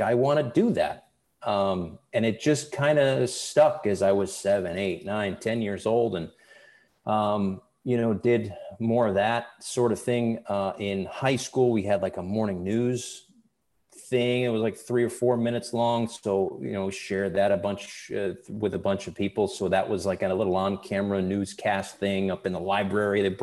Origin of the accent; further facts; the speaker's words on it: Bristol, Connecticut, United States; I grew up in Bristol, Connecticut, oddly enough, which is where ESPN is.